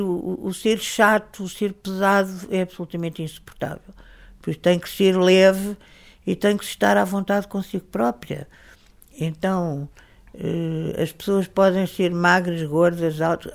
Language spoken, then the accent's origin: Portuguese; Lisbon, Portugal; Quem nascesse em, em Lisboa, no, no ambiente onde eu nasci